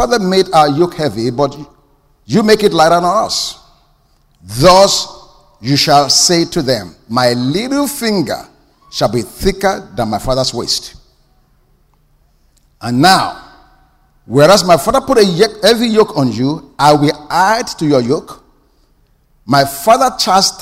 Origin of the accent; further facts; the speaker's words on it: Nigeria; moved away; I grew up in Nigeria